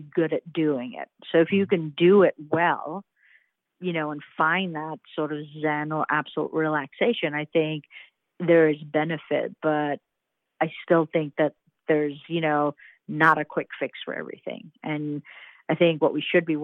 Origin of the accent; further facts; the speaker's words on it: Trinidad & Tobago; also born or lived in Indianapolis, United States; now in Charlotte, United States; I was born and raised in the Caribbean island of Trinidad and Tobago.